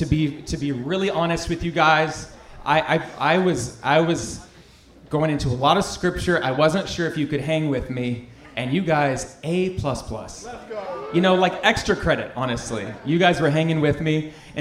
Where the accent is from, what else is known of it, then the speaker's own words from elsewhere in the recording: North Carolina, United States; I grew up in Central North Carolina.